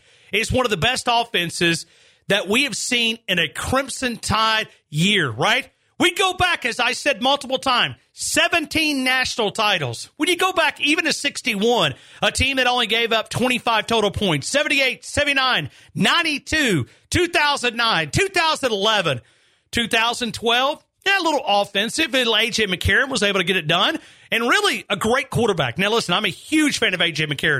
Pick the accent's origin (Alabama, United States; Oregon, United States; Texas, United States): Alabama, United States; North; also born or lived in Tuscaloosa, Alabama; Growing up in North Alabama